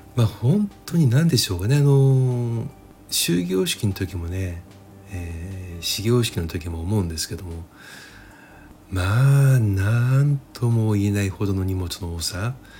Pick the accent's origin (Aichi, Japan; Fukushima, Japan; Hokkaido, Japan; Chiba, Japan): Chiba, Japan; 自分もあの千葉県住みでね千葉県生まれ千葉県育ちなので